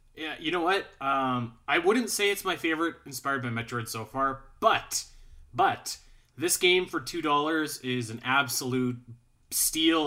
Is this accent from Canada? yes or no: yes; Calgary, Alberta, Canada; I'm from Calgary, Alberta, right? So, we're, we're, I'm, I'm up in Canada.